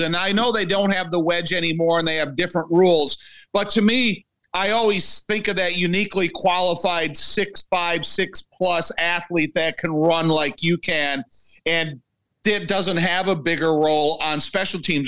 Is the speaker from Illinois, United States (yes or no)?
yes; Joliet, Illinois, United States; I'm born and raised in Joliet, I've been here my whole life